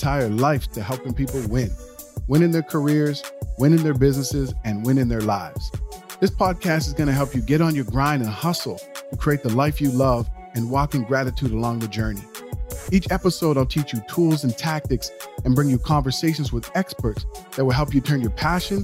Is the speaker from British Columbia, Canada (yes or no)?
no; Nova Scotia, Canada; now in Toronto, Canada; both Gary and I grew up in Nova Scotia